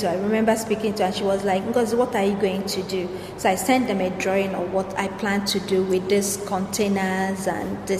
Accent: Nigeria; I'm a Nigerian, I'm an African woman.

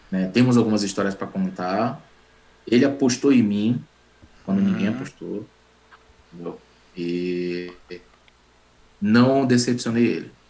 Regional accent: Manaus, Amazonas, Brazil; now in Salvador, Brazil; aí, em 99, eu mudei para Salvador. É assim, cara, é, Belém, eu conheço mais do que Manaus. Né? Eu saí de Manaus em 95

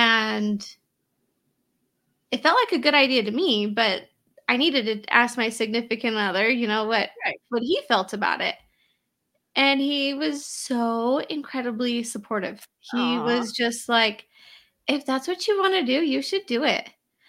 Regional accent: Utah, United States; And for anyone who's listening that doesn't know, I'm from Utah, little Utah over here.

